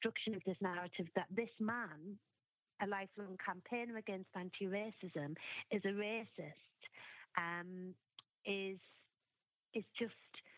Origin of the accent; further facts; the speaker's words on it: Sunderland, North East England, United Kingdom; moved away; I'm originally from Sunderland